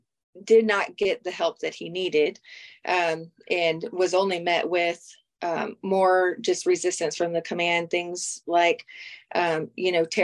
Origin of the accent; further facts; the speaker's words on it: Kansas, United States; I'm from Kansas